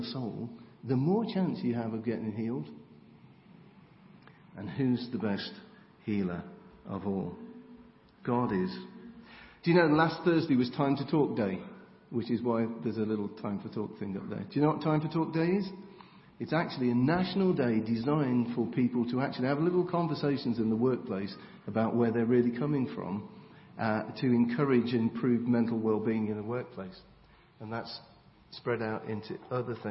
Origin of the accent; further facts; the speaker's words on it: England, United Kingdom; we're English